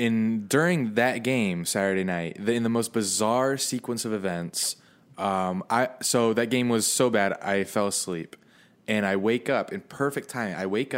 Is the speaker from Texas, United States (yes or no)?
no; Jacksonville, Florida, United States; Well, I'm from Jacksonville. I lived in Jacksonville, so I had a lot of friends that were following that update.